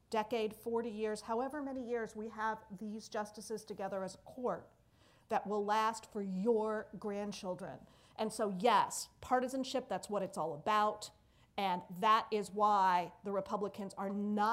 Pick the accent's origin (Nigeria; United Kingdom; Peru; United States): United States; Pennsylvania; I'm from Pennsylvania